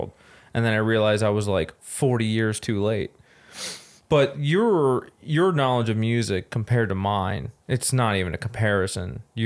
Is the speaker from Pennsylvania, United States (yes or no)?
yes; outside Philadelphia, mountains of Pennsylvania near Scranton, United States; I grew up outside Philadelphia, and then I moved up into the mountains of Pennsylvania, and I lived there for a while